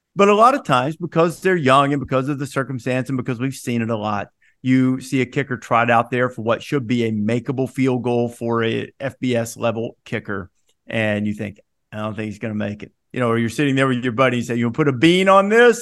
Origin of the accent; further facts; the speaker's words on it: Alabama, United States; I grew up in Alabama